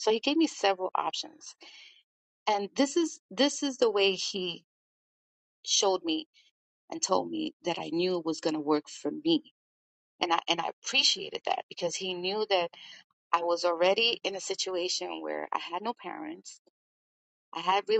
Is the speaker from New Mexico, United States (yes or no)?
no; New York, United States; And that goes with being a New Yorker, really.